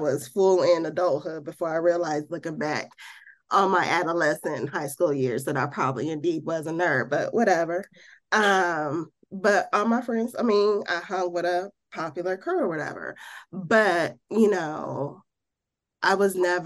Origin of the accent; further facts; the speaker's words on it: Midwest, United States; now in Birmingham, United States; I grew up in the Midwest.